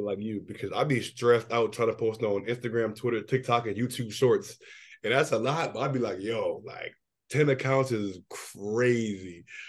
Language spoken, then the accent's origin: English; Washington, District of Columbia, United States; my hometown bias